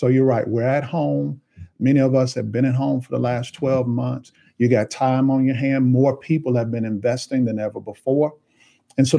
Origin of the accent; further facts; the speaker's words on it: Nashville, Tennessee, United States; Born and raised in Nashville